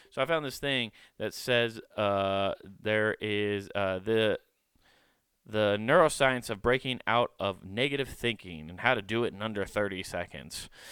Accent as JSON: {"language": "English", "region": "Iowa", "country": "United States", "tie": "born or raised there", "said": "I grew up in Iowa, but I grew up in the city."}